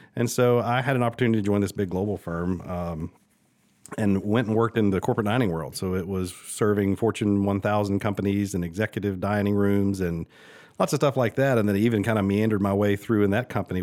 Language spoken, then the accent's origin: English; Oxford, Mississippi, United States; moved away as an adult; also born or lived in Charleston, South Carolina / Atlanta, Georgia; now in Augusta, United States; born and raised in Oxford, Mississippi